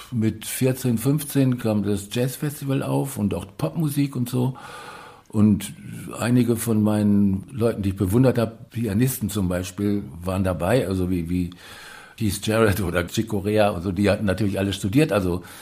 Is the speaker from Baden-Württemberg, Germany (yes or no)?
no; Moers, North Rhine-Westphalia, Germany; Also in, in Mörs, da wo ich herkomme, das ist eine Kleinstadt am Niederrhein. Tangiert so ein bisschen Ruhrgebiet und ist so zwischen Ruhrgebiet und Holland sehr flaches Land.